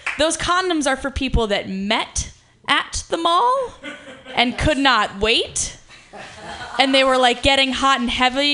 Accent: Ohio, United States; now in San Francisco, United States; one of the few people in my hometown that weren't like racist conservatives

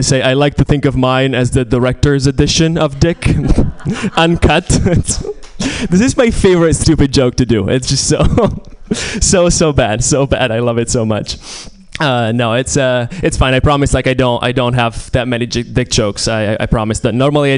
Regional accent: Italy; moved away; I'm Italian. I'm originally from Italy

